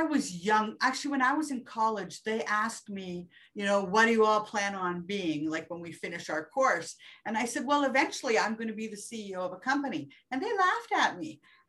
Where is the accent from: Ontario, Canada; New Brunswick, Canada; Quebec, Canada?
New Brunswick, Canada; also born or lived in Germany / Petawawa / Sudbury; I'm born in New Brunswick, so I am from the East Coast, then to Germany, then to Petawawa.